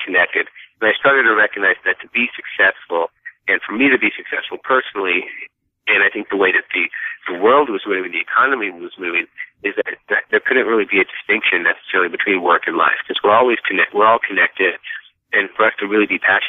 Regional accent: Dallas, Texas, United States; moved away as an adult; also born or lived in North Carolina / New York City; I was born and raised in Dallas, Texas

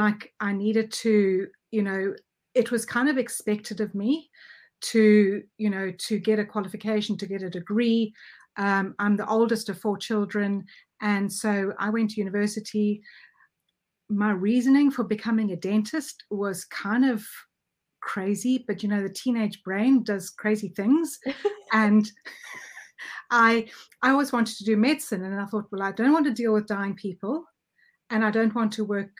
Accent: South Africa; accent: South African; now in United Kingdom; I'm actually South African, so I'm actually, my accent is a mixture of English, and it's more South African than English.

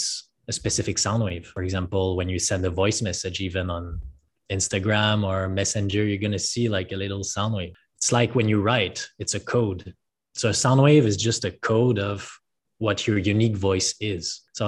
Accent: French part of Canada, Quebec, Canada; moved away as an adult; now in Puerto Escondido, Mexico; I'm from Canada originally. What part of Canada are you from? Quebec, French part.

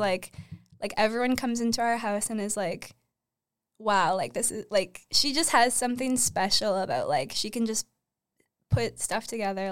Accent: Uxbridge, Ontario, Canada; also born or lived in Toronto; I grew up in Uxbridge

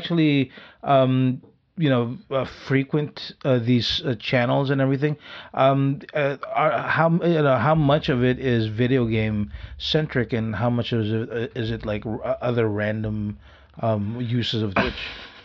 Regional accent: Philippines; we're Filipino

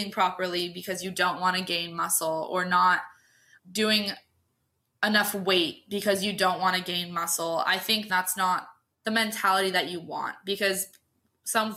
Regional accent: Southern California, United States; also born or lived in Sacramento, California; So I was born in Southern California, moved to Sacramento when I was about 6, joined a Parks and Rec team when I was 9 and didn't like it, moved back to Southern California just because of my dad's work.

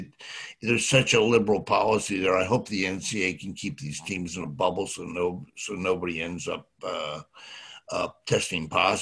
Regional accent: outside of Philadelphia, Pennsylvania, United States; moved away as an adult; also born or lived in New York; I grew up right outside of Philadelphia.

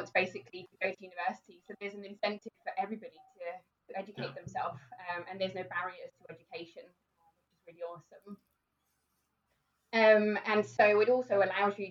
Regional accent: Denmark; moved away as an adult; now in United Kingdom; I've lived in the UK for just over 10 years. And I'm originally from Denmark

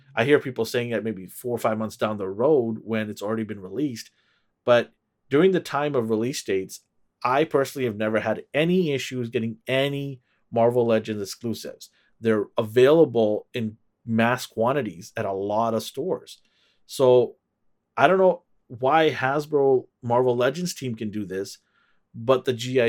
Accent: Vancouver, British Columbia, Canada; I am from Canada, Vancouver, Canada.

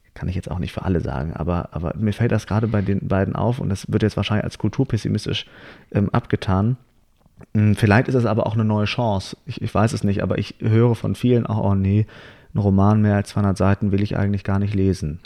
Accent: Hamburg, Germany; moved away; ich komme nämlich aus Hamburg und da sehe ich meine Eltern immer wieder an Weihnachten, weil ich sie da besuche

